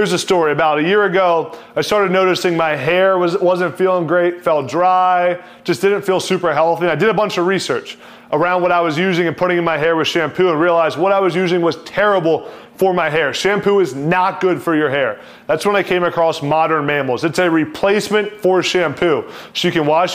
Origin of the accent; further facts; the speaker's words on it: East Coast, United States; I'm from the East Coast